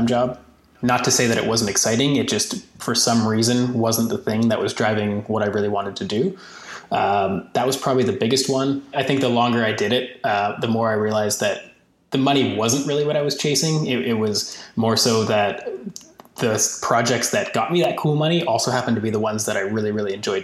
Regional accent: Canada; as a Canadian

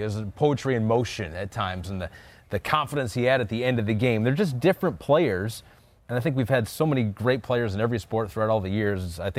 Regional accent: Michigan, United States; I grew up in Michigan.

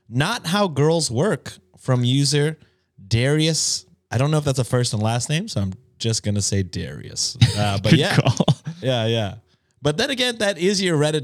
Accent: United States; as an American

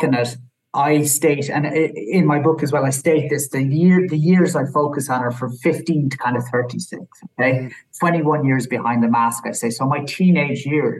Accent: Ireland; I'm from Ireland

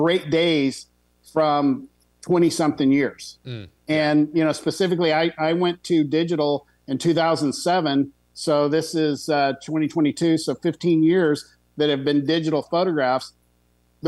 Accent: Texas, United States; Being a Texan

